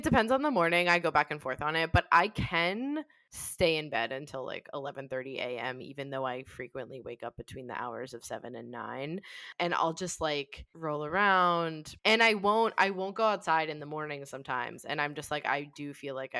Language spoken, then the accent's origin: English; Swarthmore, Pennsylvania, United States; My hometown is Swarthmore, Pennsylvania